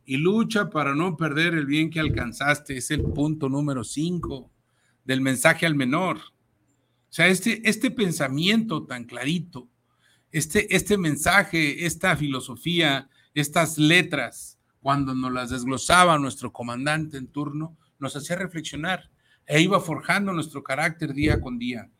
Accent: Jalisco, Mexico; la zona Jalisco es mi, es mi cuna, es donde yo nací

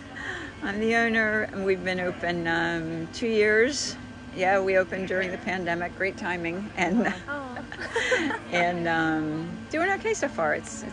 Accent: outside of Philadelphia, Bucks County, Pennsylvania, United States; also born or lived in Washington, D.C.; now in Palatka, United States; I grew up outside of Philadelphia.

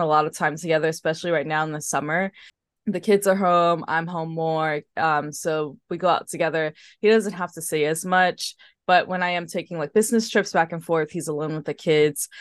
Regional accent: New York City, New York, United States; moved away as an adult; now in Paris, France; I grew up in Harlem

